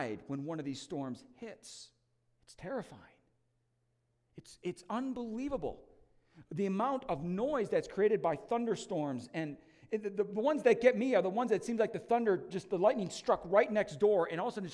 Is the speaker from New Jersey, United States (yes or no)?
no; Wisconsin, United States; I grew up in Wisconsin